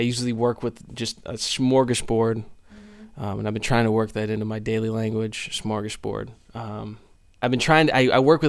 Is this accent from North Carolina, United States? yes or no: no; Overland Park, Kansas, United States; I'm from Overland Park, Kansas